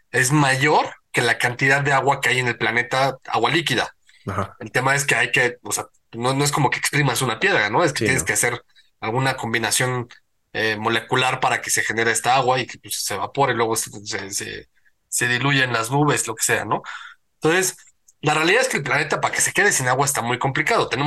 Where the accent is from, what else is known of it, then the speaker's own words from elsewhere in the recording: Mexico; Yo pero yo soy mexicano y esta en mi propio.